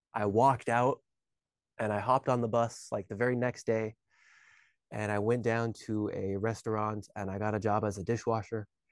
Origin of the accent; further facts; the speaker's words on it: Alaska, United States; moved away as an adult; also born or lived in Hawaii; I was born and raised in Alaska